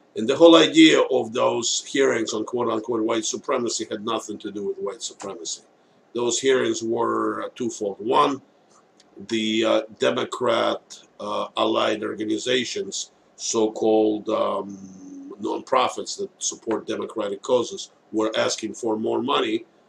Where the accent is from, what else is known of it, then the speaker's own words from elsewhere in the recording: United States; as an American citizens